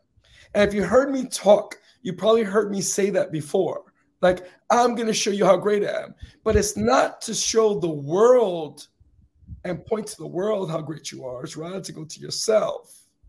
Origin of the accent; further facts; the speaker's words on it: Northeast, United States; and I grew up in the Northeast. So in the Northeast, right, and during the heavy winters, right, you would travel along the path, you know, when the streets was full with snow